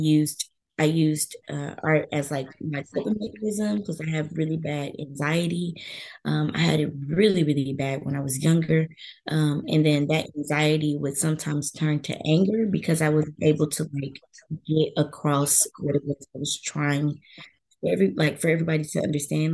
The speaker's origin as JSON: {"language": "English", "town": "Little Rock", "region": "Arkansas", "country": "United States", "also_born_or_lived": "Iowa", "moved": "as an adult", "lives_now": "Iowa City, United States", "said": "I'm from Little Rock, Arkansas. I'm currently attending the University of Iowa."}